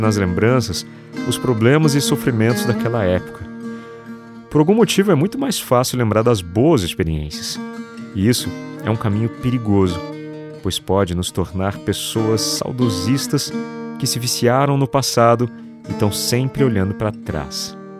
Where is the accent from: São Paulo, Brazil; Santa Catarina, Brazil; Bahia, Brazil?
São Paulo, Brazil; São José dos Campos; moved away; Sempre que venho à minha cidade natal, em São José dos Campos, interior de São Paulo